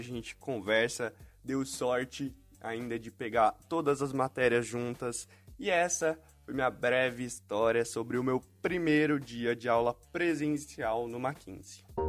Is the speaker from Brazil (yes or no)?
yes; Botucatu, São Paulo, Brazil; Eu sou de Botucatu, no interior de São Paulo